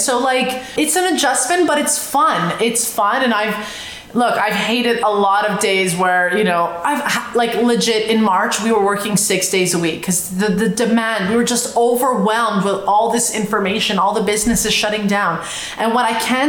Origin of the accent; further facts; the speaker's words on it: Montreal, Quebec, Canada; moved away; I'm from Montreal.